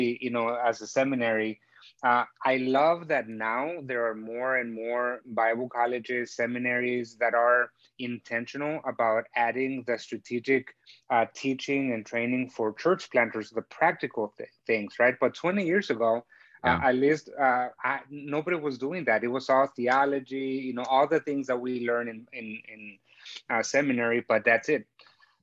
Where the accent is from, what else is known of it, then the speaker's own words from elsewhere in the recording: Chicago, Illinois, United States; also born or lived in Mexico; I'm actually originally from Mexico. I was born in Mexico and my family moved up to the States when I was 10 years old. So I pretty much grew up in Chicago